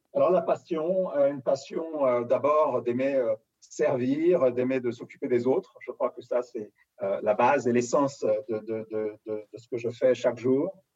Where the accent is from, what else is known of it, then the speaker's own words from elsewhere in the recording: Paris, Île-de-France, France; je suis né à Paris, j'ai grandi vraiment à Paris intramuros